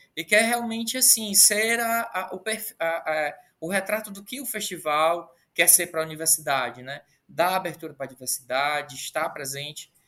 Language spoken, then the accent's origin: Portuguese; Ceará, Brazil; eu sou do, sou do Ceará, fico aqui no Ceará